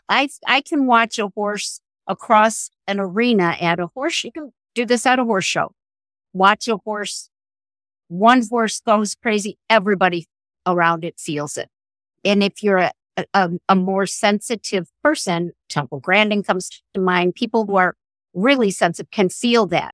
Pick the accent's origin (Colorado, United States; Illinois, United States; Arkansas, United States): Illinois, United States; La Grange; I grew up outside of Chicago in a, in a suburb called LaGrange